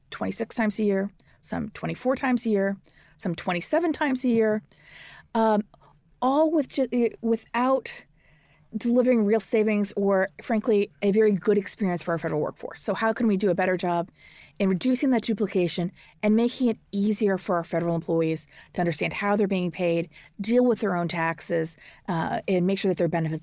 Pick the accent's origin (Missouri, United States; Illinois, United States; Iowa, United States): Missouri, United States; St. Louis; So I'm a Missourian. I grew up in St. Louis, and President Truman's from Missouri.